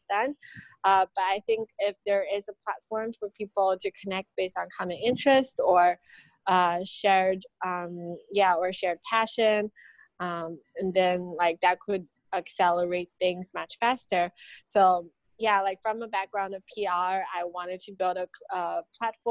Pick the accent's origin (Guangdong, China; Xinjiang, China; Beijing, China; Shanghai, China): Beijing, China; also born or lived in United States; I'm from Beijing.